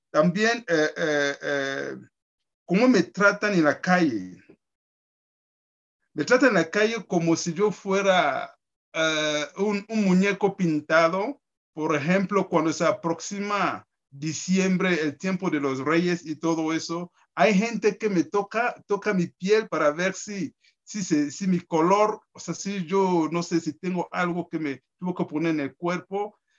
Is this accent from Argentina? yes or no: no; Costa Chica, Mexico; y bueno, soy de la Costa Chica, porque recorriendo toda esa zona me di cuenta que hay gente más oscura que yo es que son mexicanos